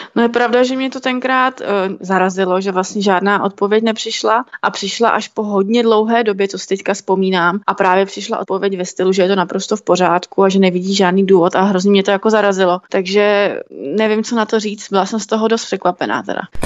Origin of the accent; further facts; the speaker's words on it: Krupka, Ústí nad Labem Region, Czechia; pocházím z Krupky, kde vlastně jsou problémové lokality a sledovala jsem ty problémy u nás právě v tom městě